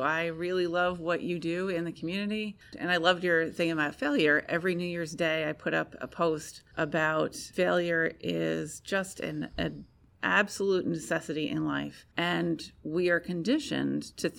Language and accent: English; United States; I am a woman. I'm an American.